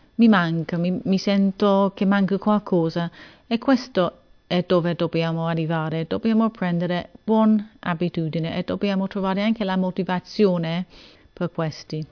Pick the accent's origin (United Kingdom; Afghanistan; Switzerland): United Kingdom; England; Italian is a second language; sono inglese